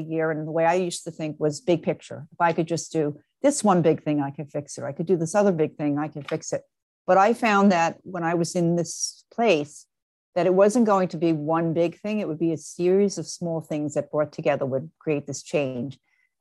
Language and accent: English; New York, United States; now in Marlboro, United States; I actually am originally from New York, but I've been living in New Jersey, a town called Marlborough, New Jersey.